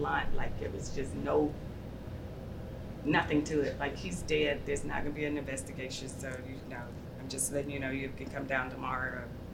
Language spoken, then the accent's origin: English; Auburn, Alabama, United States; also born or lived in Chicago, Illinois; I grew up in Alabama. So I was born in Chicago. By the time we were three, when my father died, we moved to Alabama